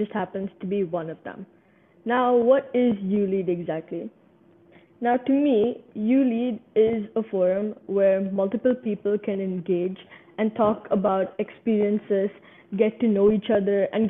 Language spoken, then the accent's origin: English; Sri Lanka; I'm from Sri Lanka